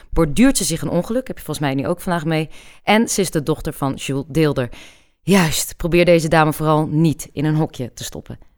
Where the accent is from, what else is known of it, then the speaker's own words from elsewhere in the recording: Amsterdam, North Holland, Netherlands; ik kom gewoon uit Amsterdam